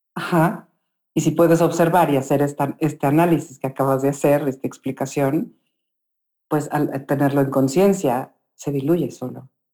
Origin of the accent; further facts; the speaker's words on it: Mexico City, Mexico; cuando era niña compramos, eh, vivíamos en la Ciudad de México, en, Bosques del Lago, que es un lugar lleno de, es un bosque de eucaliptos con un lago. Y ahí crecí